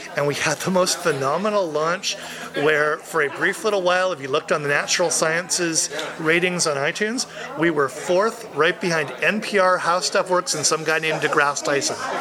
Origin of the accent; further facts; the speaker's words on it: Vancouver, British Columbia, Canada; in my hometown